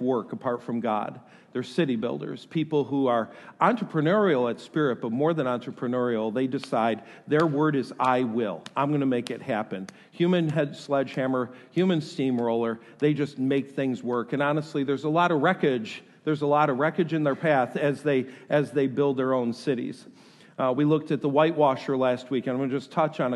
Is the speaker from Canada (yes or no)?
no; New York, United States; moved away; I am from New York